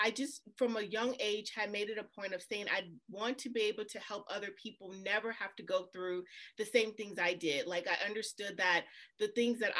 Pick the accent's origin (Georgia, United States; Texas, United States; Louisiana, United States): Louisiana, United States; New Orleans; I'm originally from New Orleans